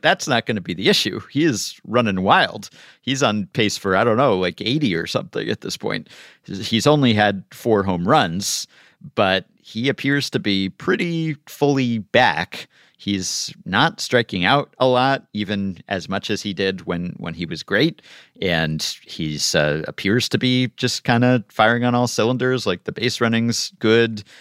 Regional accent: New York, United States; I'm a New Yorker

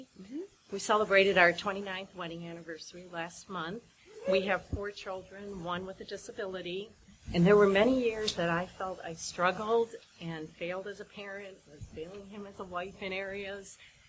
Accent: Ohio, United States; I'm from Ohio.

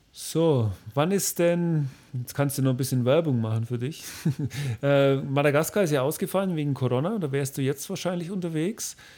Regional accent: Bavaria, Germany; ich als Bayer

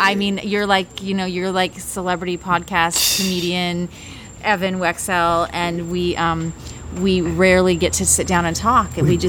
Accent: Washington, United States; now in Los Angeles, United States; I grew up in Washington State.

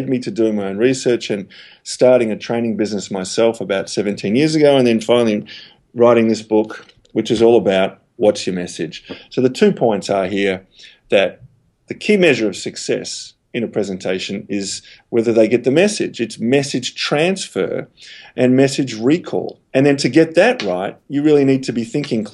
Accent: Australia; also born or lived in Melbourne; I'm Australian, based here in Melbourne

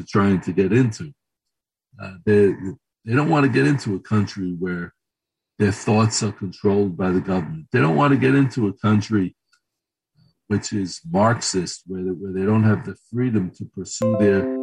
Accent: United States; now in Israel; I was born in America and in the United States

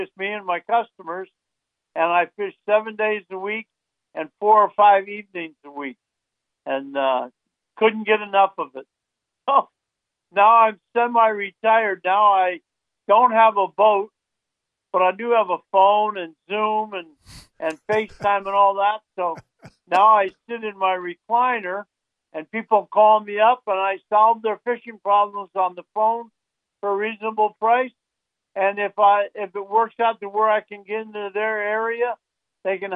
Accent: Miami, Florida, United States; born or raised there; also born or lived in Pontiac, Michigan

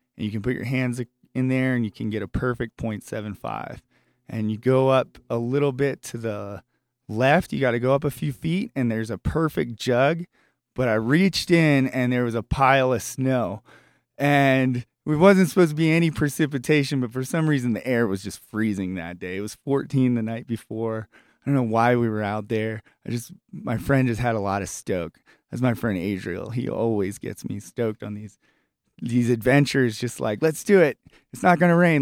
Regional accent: Richmond, Virginia, United States; my hometown of Richmond, Virginia

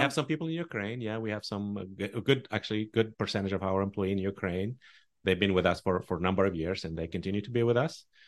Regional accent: Tunisia; English is a second language; moved away as an adult; also born or lived in Omaha, Nebraska; now in United States; I grew up in a Muslim country

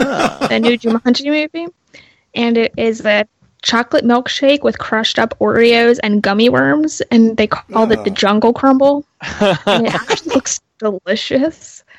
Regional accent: Delaware, United States; It started in my home state of Delaware.

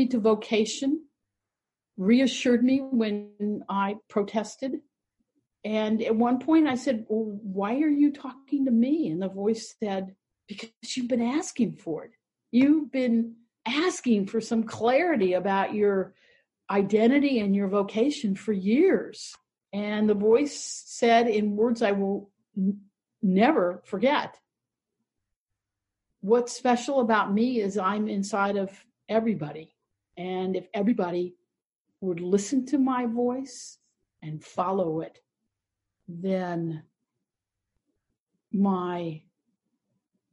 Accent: Columbus, Ohio, United States; I was raised primarily in the Jewish community of Bexley and Eastmore in Columbus, Ohio

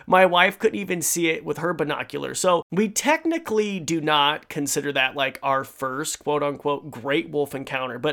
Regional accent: Idaho, United States; in my home state of Idaho, where I am recording this

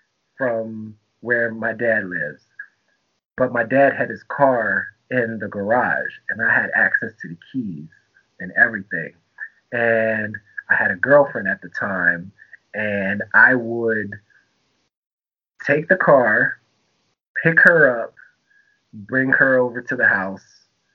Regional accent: Tampa, Florida, United States; also born or lived in Germany; I'm a military brat, so I'm from Germany and Tampa, Florida. Traveled every 3 years, always the new kid.

